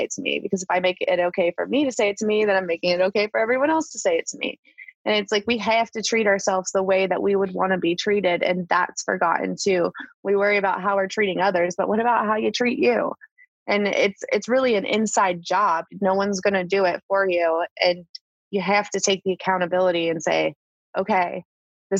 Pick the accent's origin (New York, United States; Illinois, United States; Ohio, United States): Ohio, United States; Northeastern; now in Charlotte, United States; I grew up in Northeastern Ohio